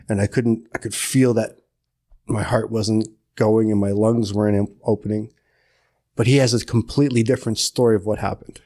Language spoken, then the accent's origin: English; Curve Lake First Nation, Ontario, Canada; I'm from Curve Lake First Nation